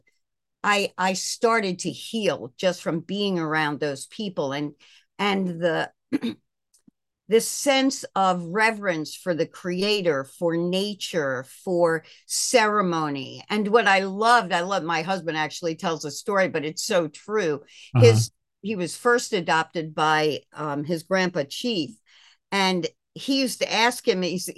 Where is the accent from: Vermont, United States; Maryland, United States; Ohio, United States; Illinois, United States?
Maryland, United States; Baltimore; also born or lived in Buffalo, New York; I was born actually in Buffalo, New York. My parents are from Brooklyn. Everybody in our family grew up in Brooklyn, New York. But I was raised in Baltimore